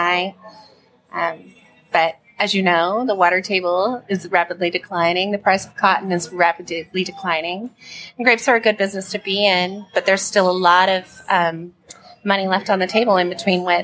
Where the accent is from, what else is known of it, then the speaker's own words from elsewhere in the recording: Oregon, United States; also born or lived in Washington; now in Texas, United States; I'm originally from Oregon, born in Washington, raised in Oregon